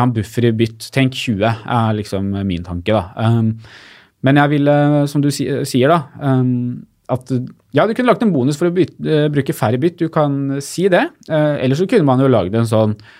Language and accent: Norwegian; Lillehammer, Innlandet, Norway; Jeg er fra Lillehammer